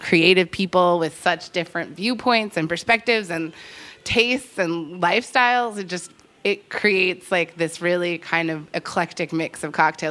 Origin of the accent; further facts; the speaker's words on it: Massachusetts, United States; moved away; I'm from Massachusetts originally